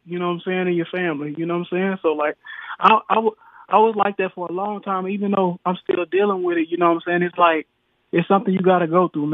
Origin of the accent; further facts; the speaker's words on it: the South, United States; also born or lived in El Dorado, Arkansas; I'm from the South